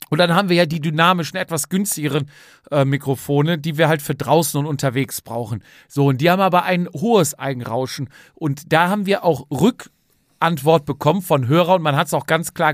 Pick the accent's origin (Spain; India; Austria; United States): Spain; Alcúdia, Balearic Islands; now in Germany; Es geht nach Alcudia da kann ich dir da mal, oh, da kann ich dir mal meine Heimat zeigen.